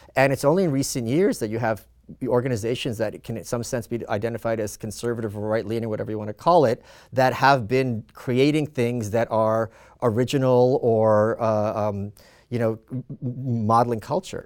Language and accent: English; New York, United States; also born or lived in Soviet Union (Ukraine); now in Austin, United States; I'm a New Yorker